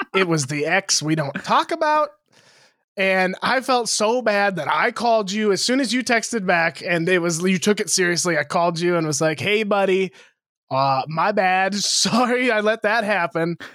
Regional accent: Montana, United States; you and I grew up in Montana together

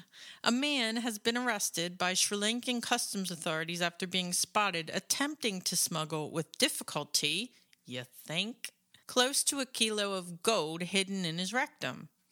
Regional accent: United States; moved away; I'm American

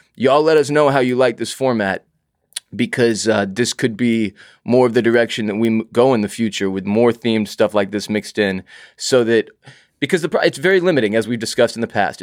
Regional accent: Houston, Texas, United States; growing up in Houston, Texas

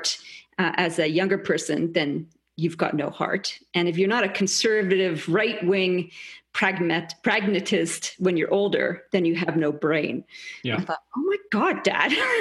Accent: Canada; moved away as an adult; also born or lived in England; now in Australia; So I'm Canadian originally. I was actually born in England and then moved to Canada. I've been in Australia since 96

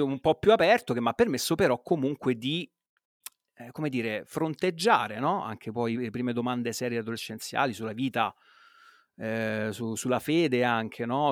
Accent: Rome, Lazio, Italy; come si dice a Roma, se capisce che sono di Roma

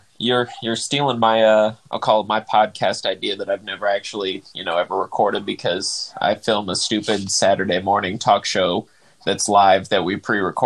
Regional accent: Laguna Hills, California, United States; I was born in Laguna Hills, California.

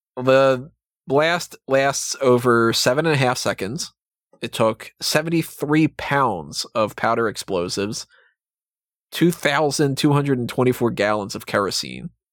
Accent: United States; being American

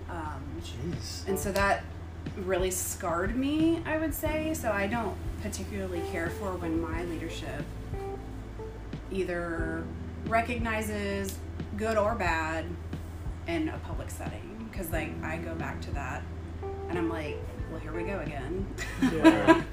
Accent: Tennessee, United States; moved away; I'm from Tennessee

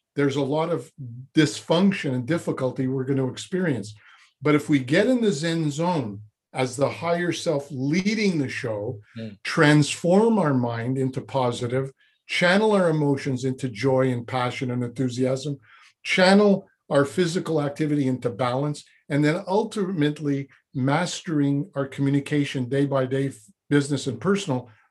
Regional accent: Montreal, Quebec, Canada; moved away as an adult; also born or lived in Vancouver / Toronto; now in Montreal, Canada; I was born in Montreal

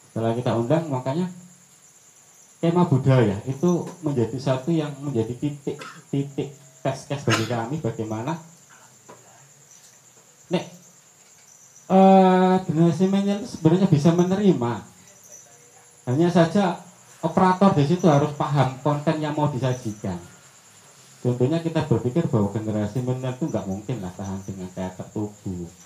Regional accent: Lamongan, East Java, Indonesia; now in Bandung, Indonesia; terbukti saya sendiri orang Lamongan lewat di Lamongan berktp Bandung berkesenian di Gresik tetap asik aja

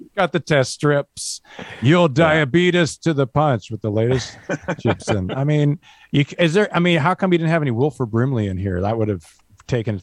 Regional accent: Vancouver, British Columbia, Canada; we grew up in Vancouver

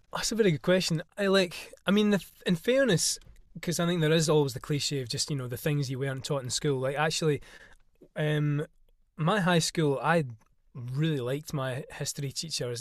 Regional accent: Isle of Arran, Scotland, United Kingdom; now in London, United Kingdom; I am from the Isle of Arran off Scotland's west coast

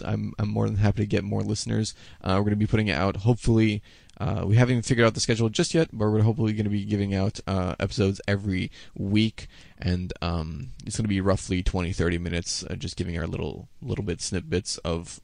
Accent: Canada; I'm Canadian.

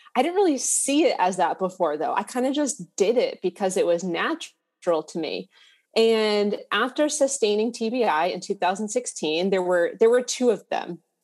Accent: Massachusetts, United States; I'm from Massachusetts

